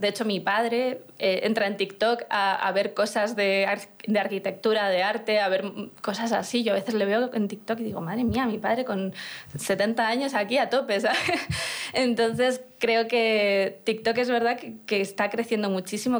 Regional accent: Burgos, Castile and León, Spain; yo soy de Burgos, de una ciudad pequeña en la que no había muchos conciertos

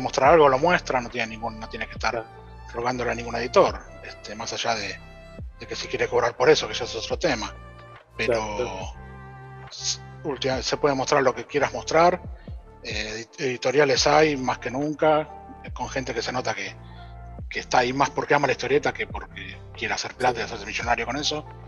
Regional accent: Argentina; Que todos nos cuesta el triple pero como los argentinos mismos

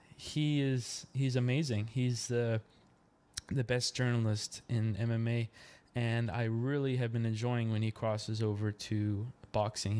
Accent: Yarmouth, Nova Scotia, Canada; moved away as an adult; now in Dartmouth, Canada; Originally, I'm from Yarmouth, Nova Scotia, Canada.

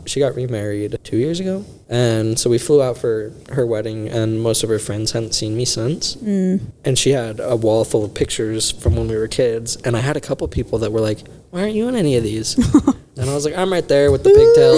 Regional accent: Washington, United States; moved away; I was born in Washington State

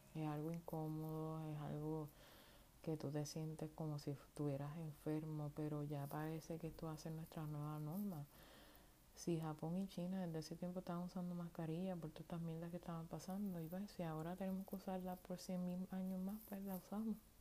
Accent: Puerto Rico; first language Spanish; now in United States; soy pues puertorriqueña y, y mi idioma natal es eh, idioma vernáculo o de nacimiento es el español. Eh, em, puede ser que hable un poquito en inglés, puesto que estoy viviendo en los Estados Unidos

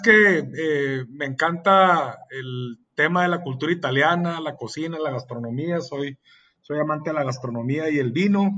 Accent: Mexicali, Baja California, Mexico; soy originario de Mexicali, Oja, California, soy orgullosamente cachanilla

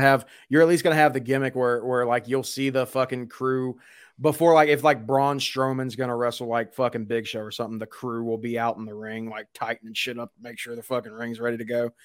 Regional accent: Louisiana, United States; I'm from Louisiana

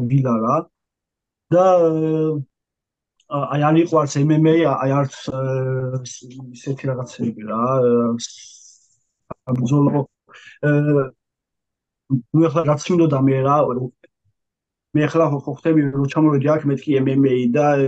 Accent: Batumi, Adjara, Georgia; moved away as an adult; also born or lived in Tbilisi; now in France; თბილისში თბილისში ვარ დაბადებული და მე ვარ გაზრდილი ბათუმში რა.

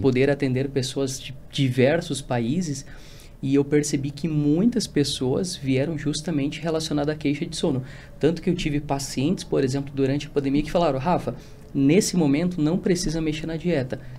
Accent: Rio Grande do Sul, Brazil; moved away as an adult; now in São Paulo, Brazil; eu sou do Rio Grande do Sul

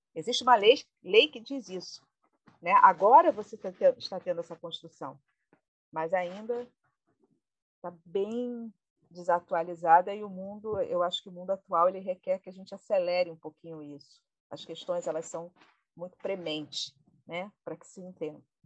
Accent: Brazil

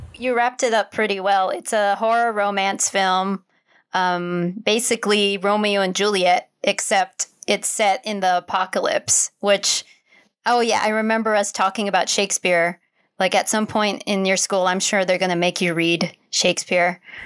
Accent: Philippines; us being Filipino

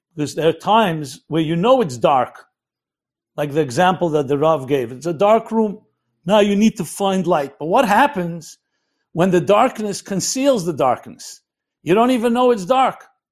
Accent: United States; I'm an American boy

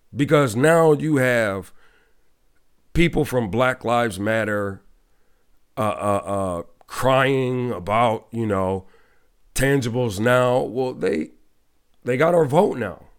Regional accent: Ohio, United States; my home state, Cle, uh, Ohio, in Cleveland

